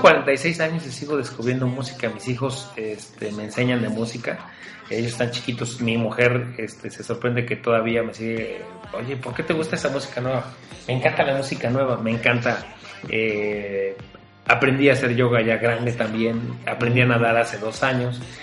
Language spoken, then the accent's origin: Spanish; Mexico; en México tenemos historias